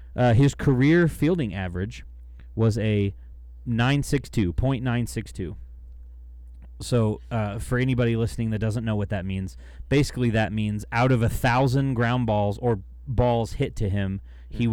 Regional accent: United States; I'm American

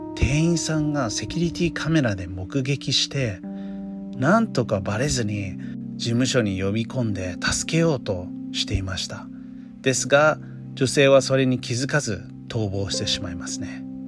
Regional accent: United States; Japanese is a second language; moved away; 私の母国でもあるアメリカ

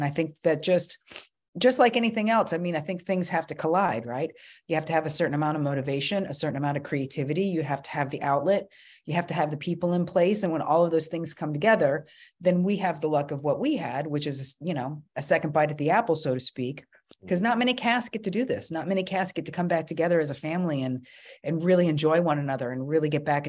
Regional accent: New York City, New York, United States; born there; Excuse me, I was born in New York, in the city.

